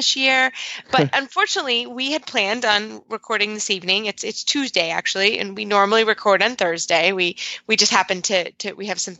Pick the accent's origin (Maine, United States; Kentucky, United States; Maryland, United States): Kentucky, United States; I'm from Kentucky, so you know, we get snow here